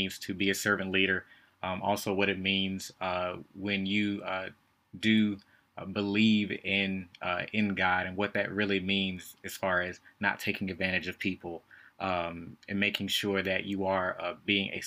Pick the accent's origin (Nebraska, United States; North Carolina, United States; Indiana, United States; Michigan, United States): North Carolina, United States; Winston-Salem; I lived, born and raised in Winston-Salem